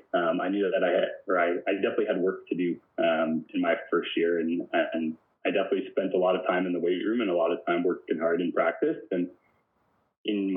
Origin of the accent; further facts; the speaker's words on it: Simcoe, Ontario, Canada; also born or lived in Jarvis, Ontario; So I grew up in a couple of small towns, kind of southwest Ontario. I started my life in Jarvis, Ontario, and then moved to Simcoe, which is a small town near Lake Erie